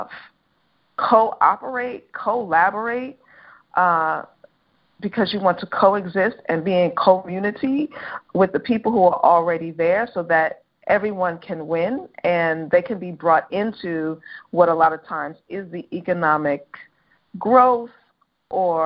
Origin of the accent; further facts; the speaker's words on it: New York City, New York, United States; I'm a New Yorker.